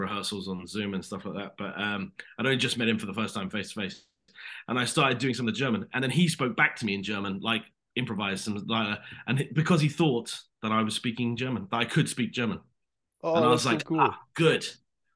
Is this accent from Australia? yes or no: no; United Kingdom; accent: British; I auditioned in my British accent. I don't know if you know I'm British, but I'm British.